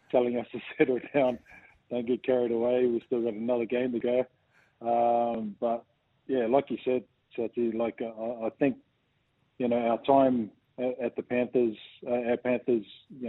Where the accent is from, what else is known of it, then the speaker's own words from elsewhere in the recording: New Zealand; growing up in New Zealand